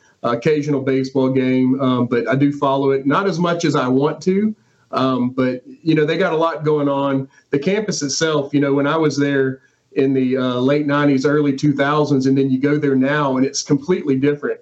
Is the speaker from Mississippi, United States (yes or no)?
yes; Saucier, Mississippi, United States; I grew up in the big town of Sosher